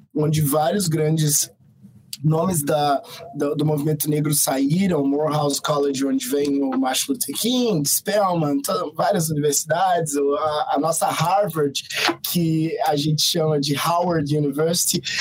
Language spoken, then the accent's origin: Portuguese; Brazil; nós somos brasileiros há muito mais tempo que vocês